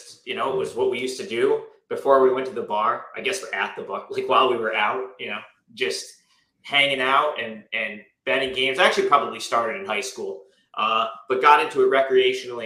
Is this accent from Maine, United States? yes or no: no; Capital Region, New York, United States; we're both from the Capital Region, New York.